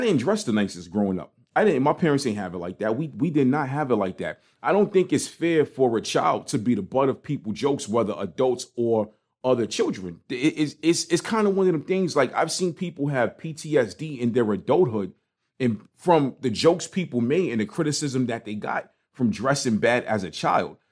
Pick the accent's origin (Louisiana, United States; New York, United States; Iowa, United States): New York, United States; New York City; growing up in Brooklyn, it was like, especially in Crown Heights